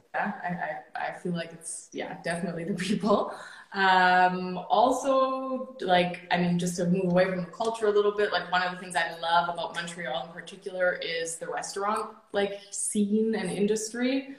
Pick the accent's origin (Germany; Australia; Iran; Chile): Germany; moved away as an adult; now in Canada; I was born and raised in Germany, and at 19 years old, which is eight years ago now